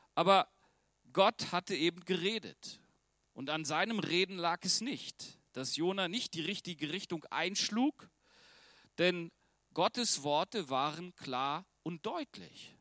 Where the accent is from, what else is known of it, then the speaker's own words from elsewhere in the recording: Germany; ich als Deutscher